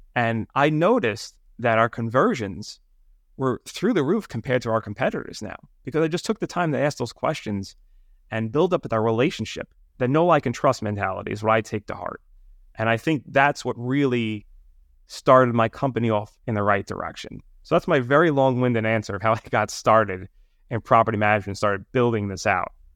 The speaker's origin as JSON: {"language": "English", "town": "New York City", "region": "New York", "country": "United States", "tie": "born or raised there", "accent": "New York", "said": "I grew up in Brooklyn, New York, and Staten Island, so very much New York City"}